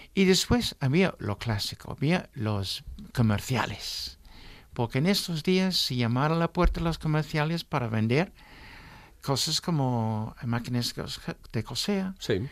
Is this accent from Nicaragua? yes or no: no; England, United Kingdom; Spanish is a second language; now in Spain; Soy un inglés serio